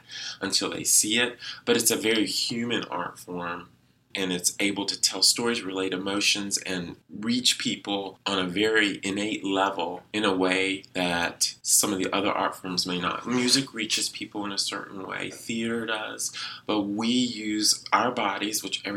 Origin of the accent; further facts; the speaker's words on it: the South, United States; now in Duluth, United States; I'm from the South